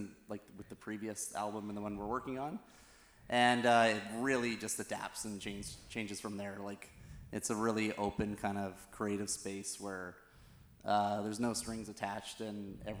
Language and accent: English; Niagara, Ontario, Canada; We're from Niagara